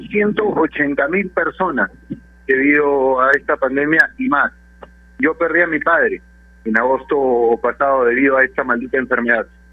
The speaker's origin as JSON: {"language": "Spanish", "country": "Peru", "said": "somos todos peruanos"}